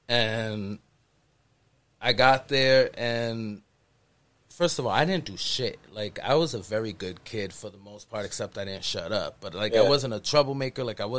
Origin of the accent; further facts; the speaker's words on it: Worcester, Massachusetts, United States; I grew up in the Valley